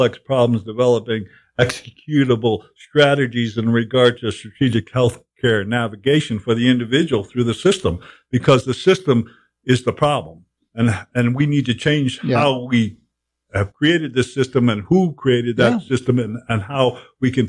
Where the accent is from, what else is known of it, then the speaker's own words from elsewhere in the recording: Cape Cod, Massachusetts, United States; I grew up in Cape Cod.